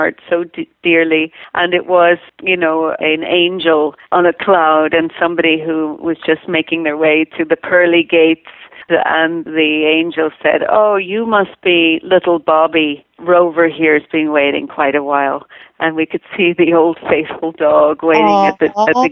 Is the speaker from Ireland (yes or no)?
yes; Ireland; now in Malibu, United States; I, of course, am also born and raised in Ireland